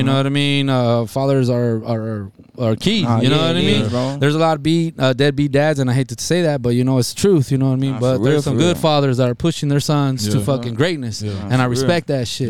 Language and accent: English; Nogales, Arizona, United States; And we come from Nogales, and let me tell you something, we rock the mic every time we come out here.